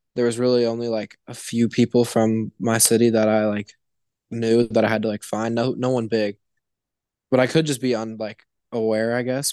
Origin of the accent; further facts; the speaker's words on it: Indianapolis, Indiana, United States; now in Cincinnati, United States; I'm from, uh, Indianapolis, Indiana, kind of middle of nowhere